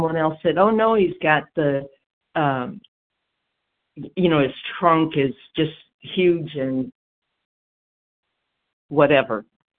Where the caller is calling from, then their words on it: Georgia, United States; Hey, well, I'm calling from Georgia.